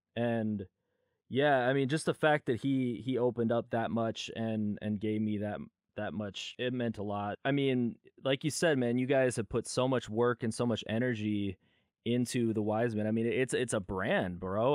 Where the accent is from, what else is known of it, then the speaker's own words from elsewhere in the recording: California, United States; I was born in California